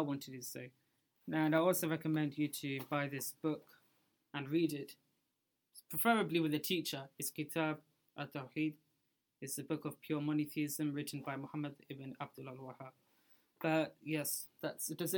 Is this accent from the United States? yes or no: no; Pakistan; moved away; I'm from Pakistan